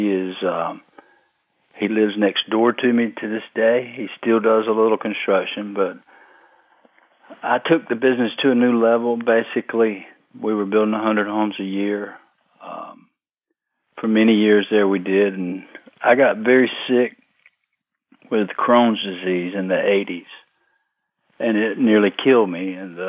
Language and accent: English; Fayetteville, North Carolina, United States; I was born in October of 61, south of Fayetteville, southeast of Fayetteville, about 20 miles or close to it, out in the country. I lived within a quarter of a mile where I was born